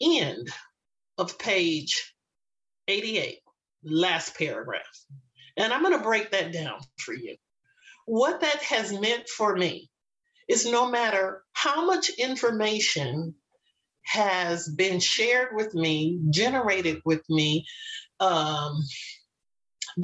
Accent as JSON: {"language": "English", "town": "Los Angeles", "region": "California", "country": "United States", "tie": "born or raised there", "said": "I was born and raised in Los Angeles"}